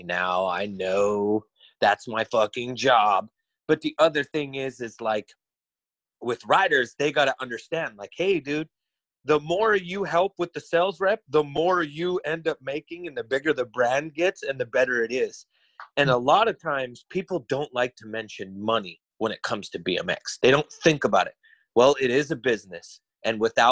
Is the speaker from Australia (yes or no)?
no; Montana, United States; I'm from Montana.